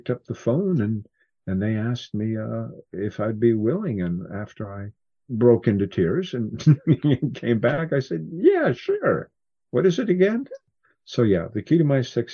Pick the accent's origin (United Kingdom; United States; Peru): United States; Cascade Mountains, Washington; I grew up in the Cascade Mountains in Washington